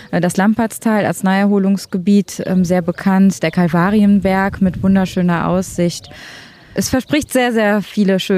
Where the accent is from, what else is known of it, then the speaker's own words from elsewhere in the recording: Thuringia, Germany; now in Cologne, Germany; Wir kommen jetzt aus Köln, ursprünglich komme ich aus Thüringen.